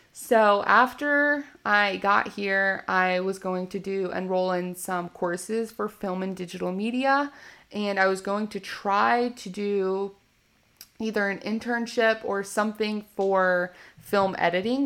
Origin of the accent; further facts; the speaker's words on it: Richmond, Virginia, United States; I was born in Richmond, Virginia